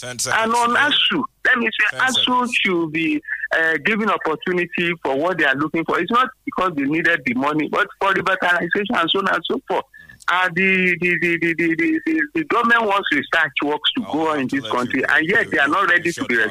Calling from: Abeokuta, Ogun State, Nigeria; from Abeokuta.

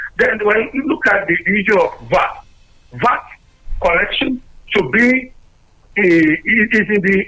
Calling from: Abuja, Federal Capital Territory, Nigeria; I'm calling from Abuja.

